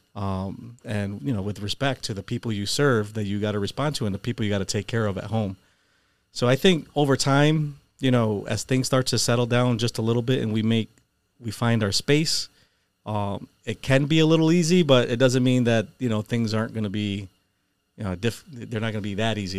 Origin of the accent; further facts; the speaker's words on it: Holyoke, Massachusetts, United States; We grew up poor. We didn't have a lot of money. We grew up in South Holyoke on Summer Street